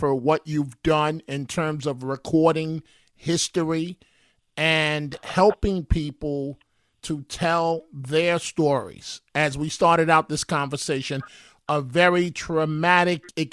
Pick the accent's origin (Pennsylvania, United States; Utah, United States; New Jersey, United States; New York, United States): New York, United States; New York City; my book on my life growing up in New York City